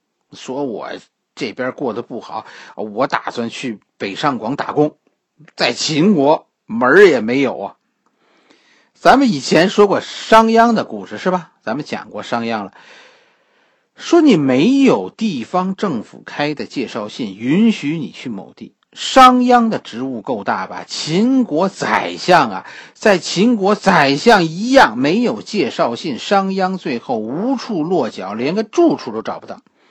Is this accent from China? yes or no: yes; China; 和我们中国人相关的，